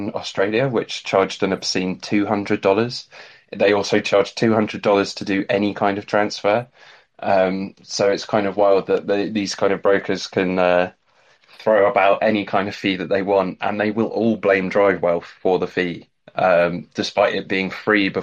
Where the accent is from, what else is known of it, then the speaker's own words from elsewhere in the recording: England, United Kingdom; me as an English person